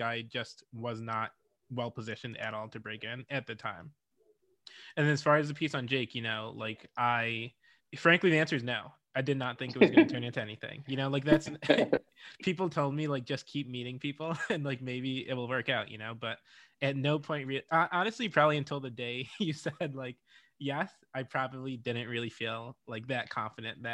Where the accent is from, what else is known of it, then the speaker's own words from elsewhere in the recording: Rochester, New York, United States; my parents are from Ghana and Jamaica, and I grew up in Rochester, New York